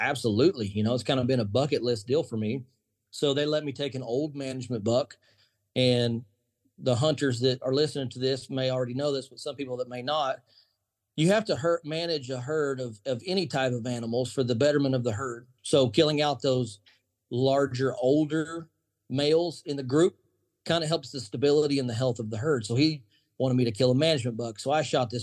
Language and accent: English; Alex, Oklahoma, United States; I grew up in Oklahoma, been here my whole life, and I love it here.